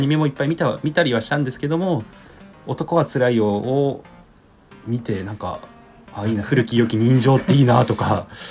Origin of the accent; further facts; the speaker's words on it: Hiroshima, Japan; moved away as an adult; now in Tokyo, Japan; 地元広島だったんで東京に上京してで